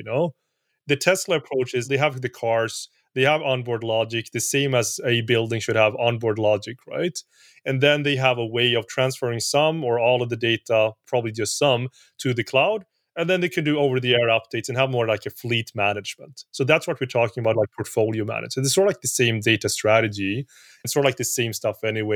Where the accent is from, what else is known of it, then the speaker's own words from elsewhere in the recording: Sweden; I'm from Sweden